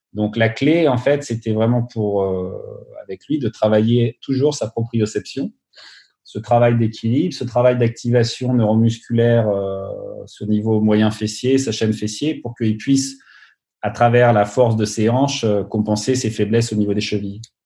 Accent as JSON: {"language": "French", "area": "Burgundy", "region": "Bourgogne-Franche-Comté", "country": "France", "also_born_or_lived": "Minneapolis, United States", "moved": "as an adult", "lives_now": "Los Angeles, United States", "said": "je viens de Bourgogne, mes grands-parents sont de Bourgogne"}